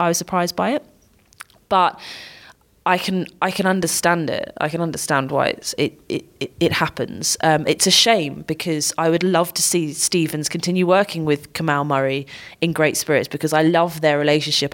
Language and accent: English; United Kingdom; I'm British